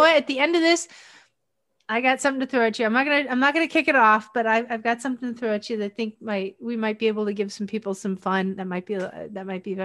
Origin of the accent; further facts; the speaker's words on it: Pennsylvania, United States; also born or lived in Kailua, Hawaii; my hometown is up in Pennsylvania